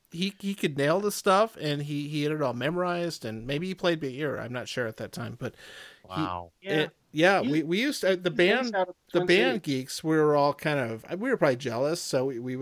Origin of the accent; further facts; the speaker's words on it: Rapid City, South Dakota, United States; We're both from Rapid City, yes.